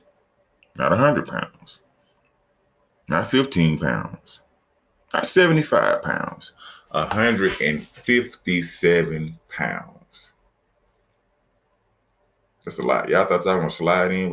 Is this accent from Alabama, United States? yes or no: yes; Mobile, Alabama, United States; My city, my hometown, where I live right outside of Mobile